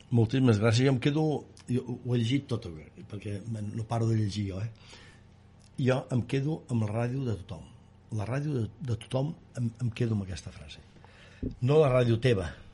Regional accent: Vic, Catalonia, Spain; sent bigatà com sóc

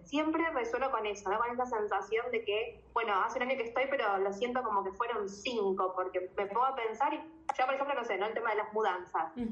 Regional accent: Argentina; moved away as an adult; also born or lived in New Zealand; nosotros los argentinos

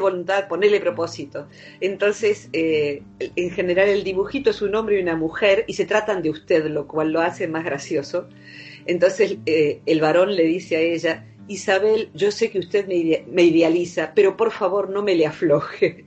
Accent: Open Door, Buenos Aires, Argentina; yo vivo en un pueblo que se llama Open Door, porque eh, el lugar principal de este pueblo es un hospital neuropsiquiátrico que funciona a puertas abiertas, es decir, que el paciente psicótico que está eh, compensado puede salir y entrar, va al pueblo, va a comprar sus cosas. Yo me acostumbré a tratar con pacientes psicóticos desde niña

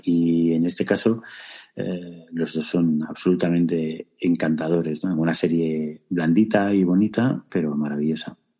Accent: Extremadura, Spain; activista LGBT y extremeño

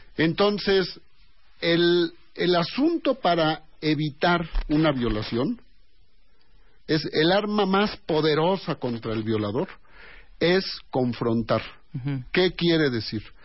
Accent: Mexico; Todos somos mexicanos

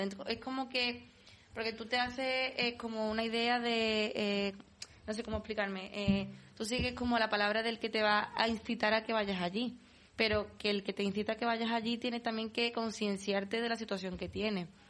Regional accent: Palma del Río, Andalusia, Spain; la romería de mi pueblo

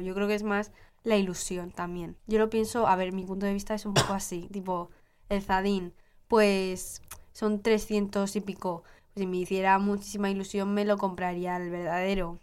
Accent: Utebo, Aragon, Spain; de mi barrio, de Utebo, de mi pueblo

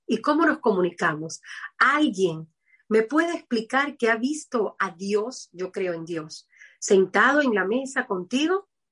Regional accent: Havana, Cuba; Yo soy de Cuba, de La Habana

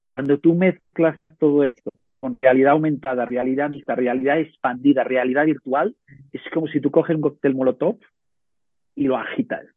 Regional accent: Ciutadella, Balearic Islands, Spain; yo soy de Menorca

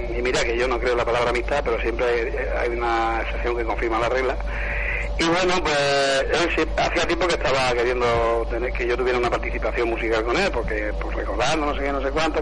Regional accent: Spain; yo nací en Ciza

